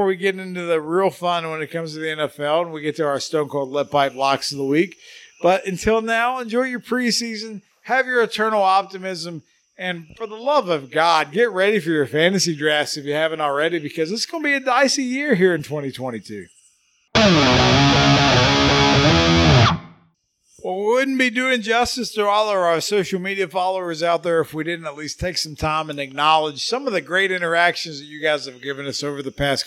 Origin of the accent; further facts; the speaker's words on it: West Virginia, United States; three of us growing up in Podunk, West Virginia here